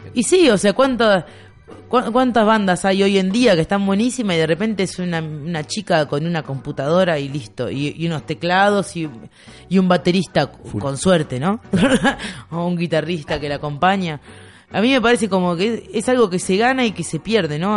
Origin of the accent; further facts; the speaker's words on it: Buenos Aires, Argentina; yo vengo de Buenos Aires